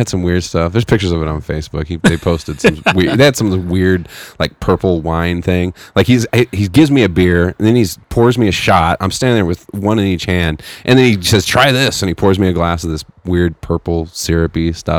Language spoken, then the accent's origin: English; Fresno, California, United States; growing up in Fresno